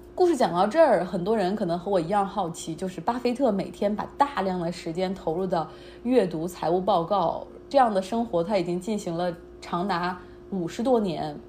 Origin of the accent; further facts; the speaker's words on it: China; 我们中国人